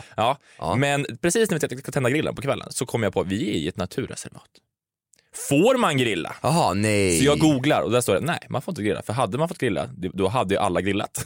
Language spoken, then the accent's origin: Swedish; Karlstad, Värmland, Sweden; moved away; I Karlstad, där jag är ifrån